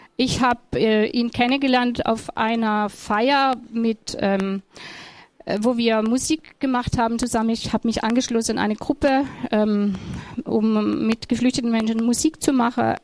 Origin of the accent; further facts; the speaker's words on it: Germany; ich bin eine Deutsche